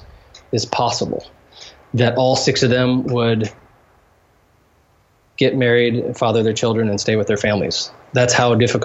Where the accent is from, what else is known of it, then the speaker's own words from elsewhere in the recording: United States; moved away as an adult; now in Haiti; as an American Christian.